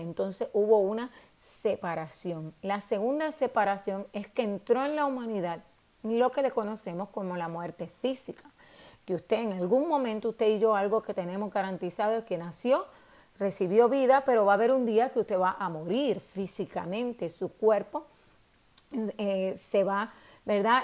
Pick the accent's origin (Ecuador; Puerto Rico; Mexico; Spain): Puerto Rico; nosotros los puertorriqueños